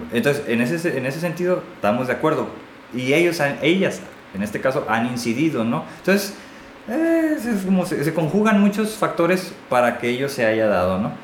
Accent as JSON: {"language": "Spanish", "country": "Mexico", "said": "todos somos mexicanos"}